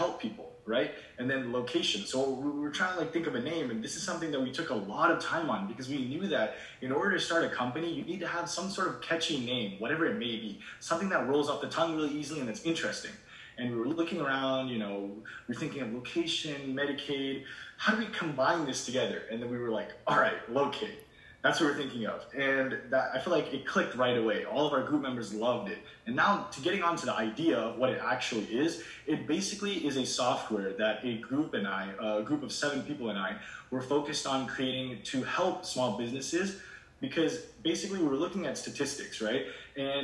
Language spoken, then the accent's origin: English; Shrewsbury, Massachusetts, United States; also born or lived in India; I moved here at the age of 5 to Shrewsbury, Massachusetts, and I've been here ever since.